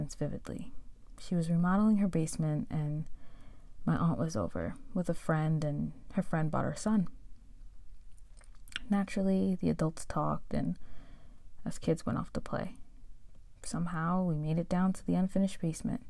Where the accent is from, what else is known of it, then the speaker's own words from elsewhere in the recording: Long Island, New York, United States; also born or lived in Manhattan, New York / Brooklyn, New York; I was born in Manhattan, raised in Brooklyn till I was about 8, and spent the rest of my years growing up in the suburbs on Long Island